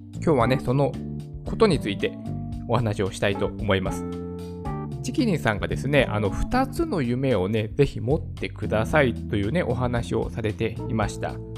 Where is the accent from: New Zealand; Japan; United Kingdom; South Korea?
Japan; やっぱこの日本にね、生まれたからだと思うんですよ